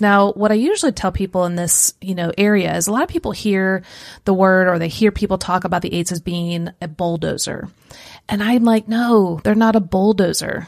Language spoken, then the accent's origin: English; Kansas City, Missouri, United States; moved away; also born or lived in central Illinois; I grew up in Kansas City